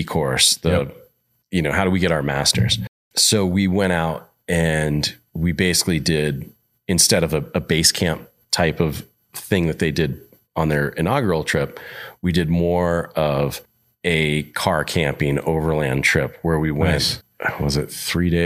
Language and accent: English; Montana, United States; I'm from Montana